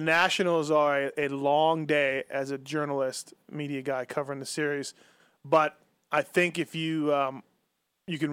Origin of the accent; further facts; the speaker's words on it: Canada; now in Las Vegas, United States; I'm Canadian, living here for a long time now